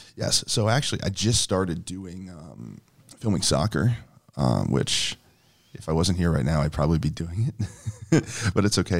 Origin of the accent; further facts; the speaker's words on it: St. Louis County, Missouri, United States; I grew up in Saint Louis County